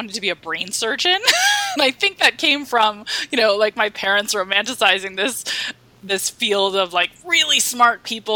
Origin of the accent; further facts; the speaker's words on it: Washington, District of Columbia, United States; I grew up in Washington, D.C. in the suburbs